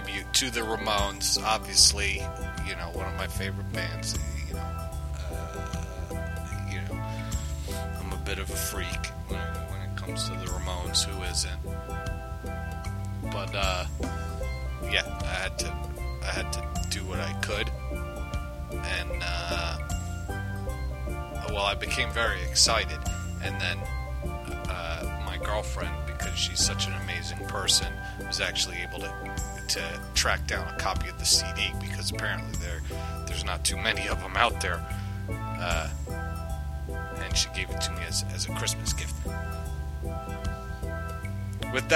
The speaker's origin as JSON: {"language": "English", "town": "New York City", "region": "New York", "country": "United States", "tie": "born or raised there", "said": "growing up in New York, around the city area"}